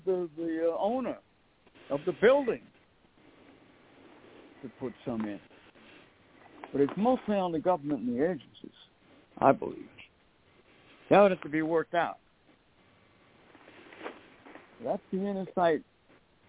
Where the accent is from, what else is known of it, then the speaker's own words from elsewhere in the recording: United States; I'm an American